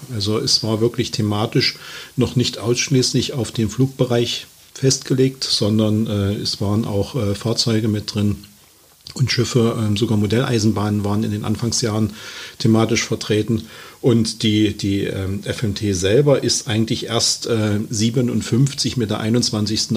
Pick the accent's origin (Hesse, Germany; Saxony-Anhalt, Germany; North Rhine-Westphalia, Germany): Saxony-Anhalt, Germany; Halle; ich bin ähm, gebürtiger Sachsen-Anhaltiner, äh, Halle an der Saale und äh, habe dort halt meine Ausbildung ganz klassisch genossen